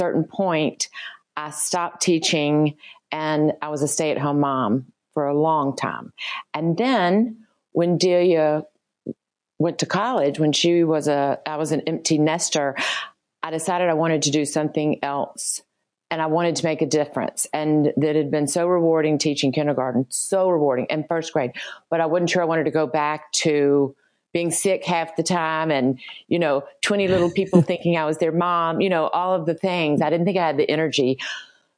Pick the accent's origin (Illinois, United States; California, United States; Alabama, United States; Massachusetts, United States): Alabama, United States; Birmingham; I grew up in Birmingham, Alabama